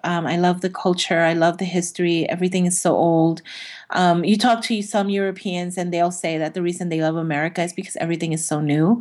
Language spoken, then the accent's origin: English; New York City, New York, United States; I'm from Brooklyn